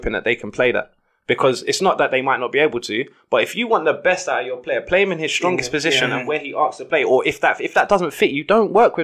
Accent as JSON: {"language": "English", "region": "London", "country": "United Kingdom", "tie": "born or raised there", "said": "I grew up in Brixton, like Tulse Hill, Brixton."}